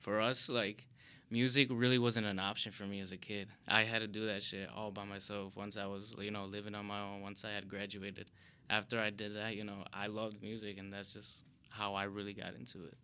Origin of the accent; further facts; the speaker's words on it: Chicago, Illinois, United States; born and raised in Chicago